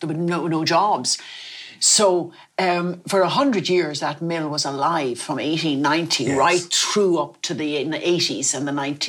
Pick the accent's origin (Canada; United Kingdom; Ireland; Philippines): Ireland; Dublin, Leinster; also born or lived in Foxford, Mayo; I was born in Foxford in Mayo because my father worked for the Foxford Woolen Mills, which is very famous. We all had a Foxford rug, Foxford blanket. And all my family had been in that area. And I was born there. And we came to Dublin